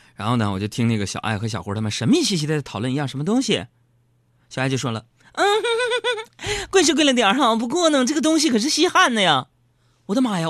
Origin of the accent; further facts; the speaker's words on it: Northeast China, China; 我们东北人